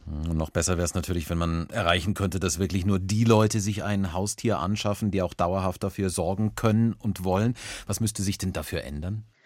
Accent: Bavaria, Germany; bei uns in Bayern

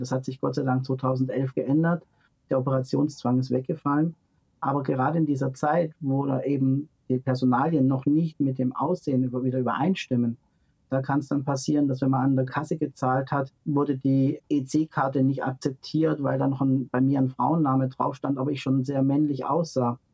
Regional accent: near Stuttgart, Baden-Württemberg, Germany; in dem Ort, wo ich groß geworden bin, das ist in der Nähe von Stuttgart

